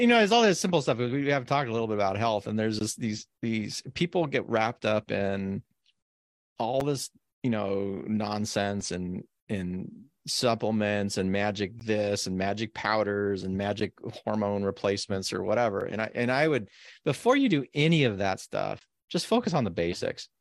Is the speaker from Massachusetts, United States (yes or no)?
no; Carson City, Nevada, United States; now in Oregon, United States; I grew up in Carson. Carson's over four thousand feet base elevation